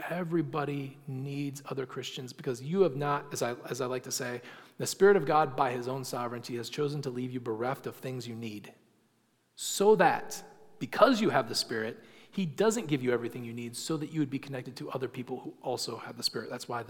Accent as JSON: {"language": "English", "region": "England", "country": "United Kingdom", "said": "because we're English and we don't use gendered language."}